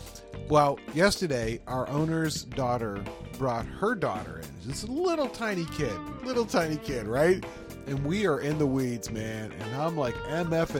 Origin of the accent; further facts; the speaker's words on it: Pittsburgh, Pennsylvania, United States; We're from the Pittsburgh area